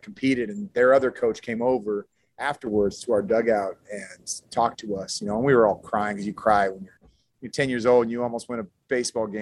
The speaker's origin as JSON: {"language": "English", "area": "San Francisco Bay Area", "region": "California", "country": "United States", "tie": "born or raised there", "also_born_or_lived": "Colorado", "said": "I grew up in the Bay, San Francisco Bay Area"}